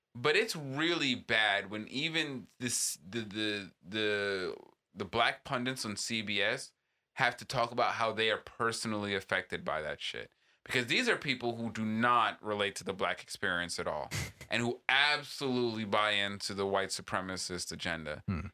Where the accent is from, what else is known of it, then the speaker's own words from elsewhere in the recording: East Coast, United States; now in Southern California, United States; growing up on the East Coast